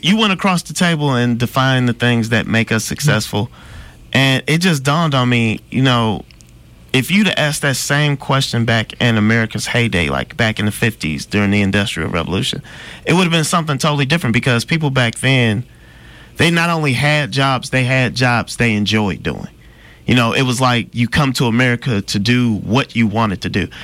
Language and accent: English; Midwest, United States; I'm from the Midwest